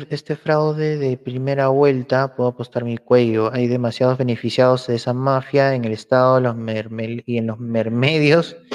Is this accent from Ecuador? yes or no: no; Lima, Peru; Eh, soy peruano, limeño, olivense.